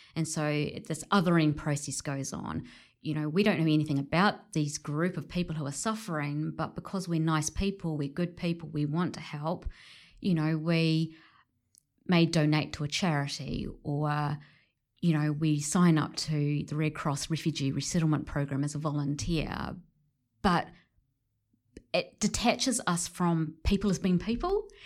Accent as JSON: {"language": "English", "country": "New Zealand", "said": "my positionality as a Pakeha, you know, um, a middle-class Pakeha, New Zealander"}